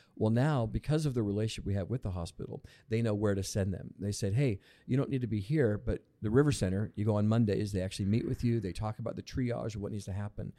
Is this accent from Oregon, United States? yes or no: yes; Lebanon, Oregon, United States; also born or lived in California / Portland, Oregon; pretty much grew up in Lebanon